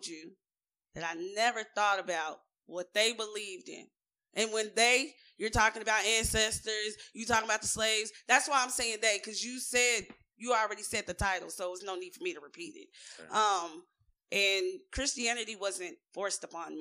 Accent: United States; I was born in the United States

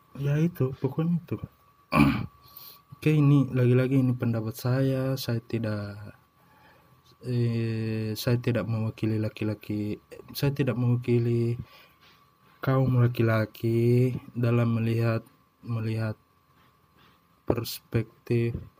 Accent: Indonesia; kita orang Indo

